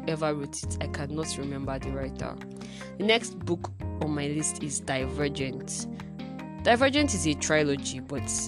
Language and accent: English; Nigeria; Being an African that lives in Africa, being a Nigerian that lives in Nigeria, having never left the country